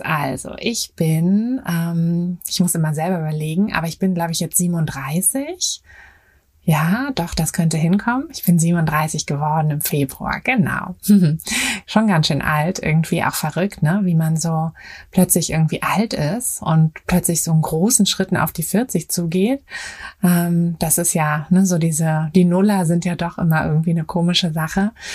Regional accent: Berlin, Germany; moved away as an adult; ich bin äh, in Berlin geboren und auch aufgewachsen.

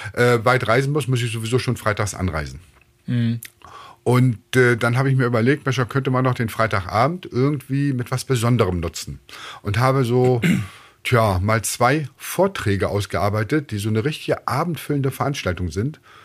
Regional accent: Bremen, Germany; ich bin in Bremen aufgewachsen, ich bin Bremer

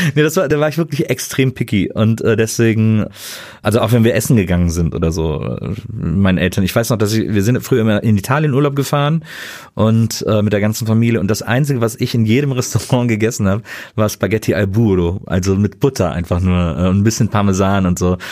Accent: Wesseling, North Rhine-Westphalia, Germany; also born or lived in Bonn; ich bin quasi im hinteren Teil, äh, im, im Richtung Land in Wesseling aufgewachsen

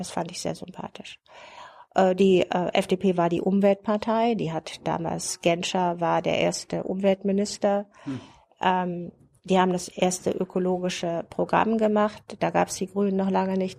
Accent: Germany; moved away as an adult; also born or lived in West Berlin; ich kam ja aus dem Bundesgebiet, ich hatte einen westdeutschen Pass

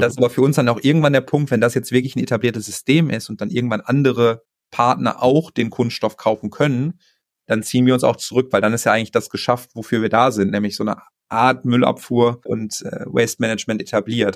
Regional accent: North Rhine-Westphalia, Germany; moved away; ich bin irgendwie gebürtig Ostwestfale, so ich komme aus, so aus einer Region, wo es ein bisschen bodenständiger zugeht

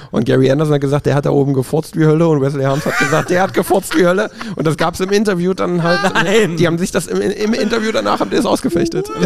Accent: East Germany, Germany; ich komme aus dem Osten. Das war natürlich das gute Jägerschnitzel.

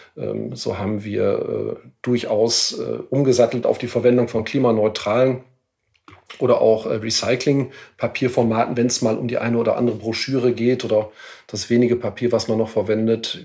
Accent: Ahaus, North Rhine-Westphalia, Germany; in meiner Heimatstadt, in meiner Geburtsstadt in Ahaus

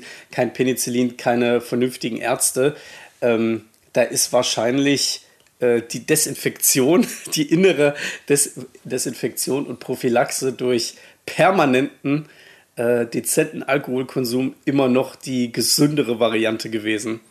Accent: Saxony-Anhalt, Germany; moved away as an adult; also born or lived in Baden-Württemberg / Middle Franconia, Bavaria; wo ich herkomme in Sachsen-Anhalt, also gebürtig

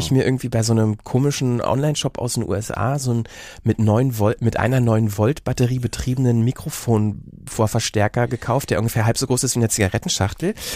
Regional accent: Berlin, Germany; accent: Berlinerisch; moved away; also born or lived in Bielefeld; in Berlin oder so Umgebung aufgewachsen, dann irgendwie nach Bielefeld und da haben ja alle Hochdeutsch gesprochen

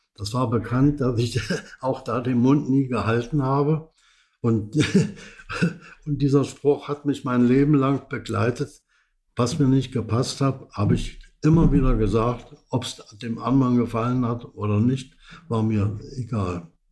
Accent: Dresden, Saxony, Germany; also born or lived in Berlin / Austria; Also geboren bin ich in Berlin, in Berlin-Neukölln, in der Nähe von Hermannsplatz. Dort war ich die ersten fünf Jahre. Meine Eltern haben sich später scheiden lassen. Anschließend war ich in Dresden

